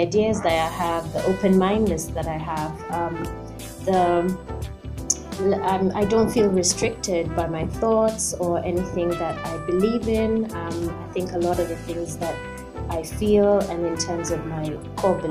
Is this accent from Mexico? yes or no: no; Nakuru, Nakuru County, Kenya; moved away; also born or lived in United Kingdom; I was born in Nakuru. My mom is Russian. My dad is Kenyan. And I grew up here in Kenya until I moved to the UK, and I was in the UK for about 15 years.